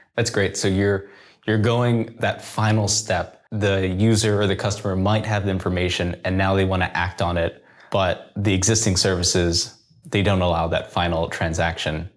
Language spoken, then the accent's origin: English; United States; now in Korea; I am an American. I'm a previous startup founder here in Korea